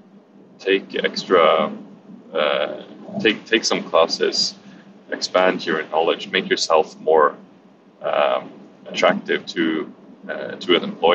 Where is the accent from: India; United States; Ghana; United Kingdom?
United Kingdom; England; being an Englishman